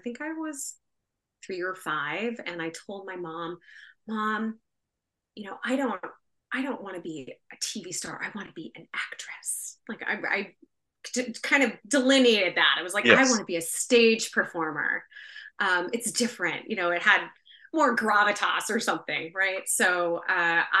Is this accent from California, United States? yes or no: yes; Bakersfield, California, United States; also born or lived in Signal Hill, California / Berkeley, California; I grew up in Bakersfield, very flat, very hot